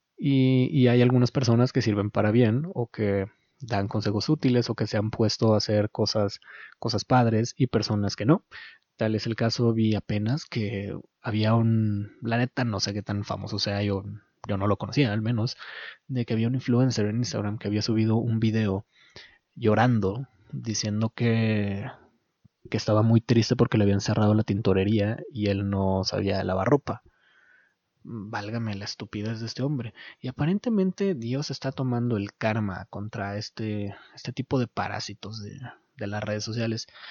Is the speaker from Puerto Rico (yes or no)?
no; Mexico; los mexicanos somos capaces de unirnos